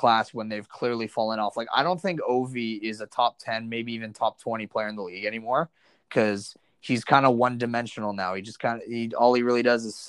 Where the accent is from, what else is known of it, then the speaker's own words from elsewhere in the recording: Canada; I'm obviously a Canadian.